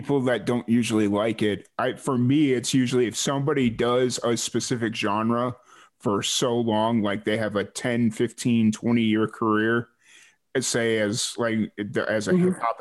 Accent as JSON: {"language": "English", "town": "Chicago", "region": "Illinois", "country": "United States", "tie": "born or raised there", "also_born_or_lived": "Roswell, New Mexico", "moved": "yes", "said": "growing up in South Chicago"}